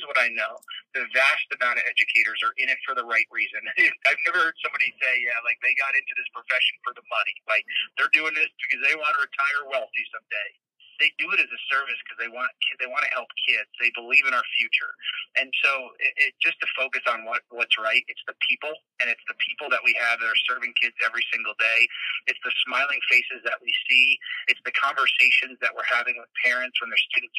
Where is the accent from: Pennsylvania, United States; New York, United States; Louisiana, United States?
New York, United States; I'm a New Yorker